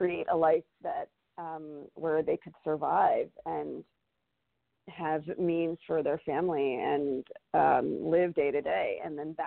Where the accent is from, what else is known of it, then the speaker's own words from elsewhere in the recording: Michigan, United States; moved away as an adult; also born or lived in India / Chicago, Illinois; now in Atlanta, United States; growing up in Michigan